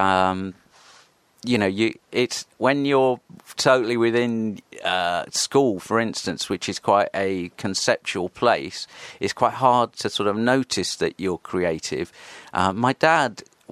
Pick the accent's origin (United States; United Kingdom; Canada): United Kingdom; Horsham, South East England; also born or lived in Bexhill-on-Sea / Crawley; I grew up in Horsham, West Sussex. I went to school in Crawley.